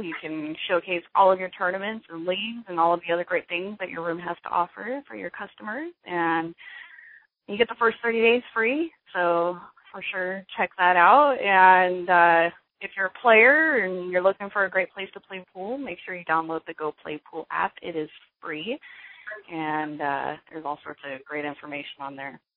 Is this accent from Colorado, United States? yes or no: yes; Grand Junction, Colorado, United States; moved away; I'm actually originally from Colorado. I was born and raised in Grand Junction